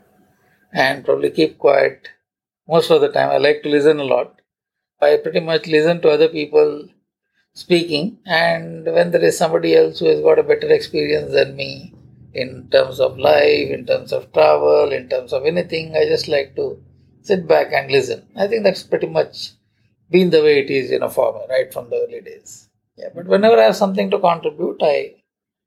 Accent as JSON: {"language": "English", "town": "Udupi", "region": "Karnataka", "country": "India", "tie": "born or raised there", "also_born_or_lived": "Mumbai", "moved": "as an adult", "said": "let me go to Udupi because this has been my hometown. My family is here. My friends are here."}